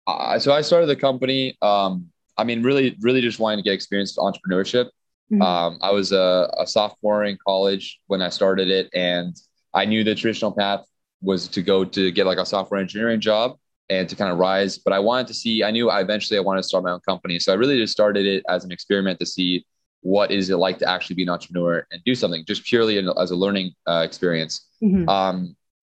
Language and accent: English; Miami Beach, Florida, United States; I'm from Miami Beach, so, you know, I'm from a nice area.